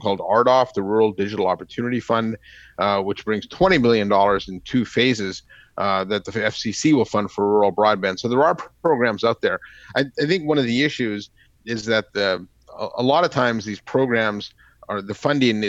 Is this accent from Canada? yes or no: yes; Canada; moved away; My home country, Canada